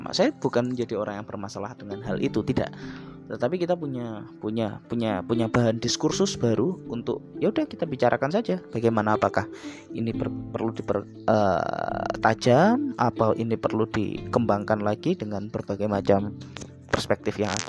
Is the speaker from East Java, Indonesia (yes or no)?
yes; East Java, Indonesia; membawa karakter saya sebagai orang Jawa Timur ketika berinteraksi dengan masyarakat apapun, entah masyarakat di luar Jawa Timur, masyarakat Jawa Timur itu sendiri bahkan masyarakat internasional. Logat saya tidak akan pernah saya ubah